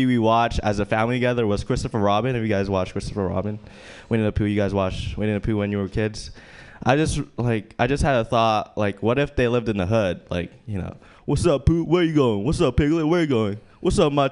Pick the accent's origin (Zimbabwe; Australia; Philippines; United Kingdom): Philippines; moved away; I was born in the Philippines, and I grew up in a farm.